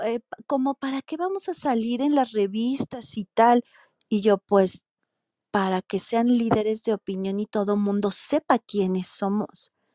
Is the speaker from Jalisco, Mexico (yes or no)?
no; Morelia, Michoacán, Mexico; yo soy de Morelia, Michoacán, un estado en, en el país de México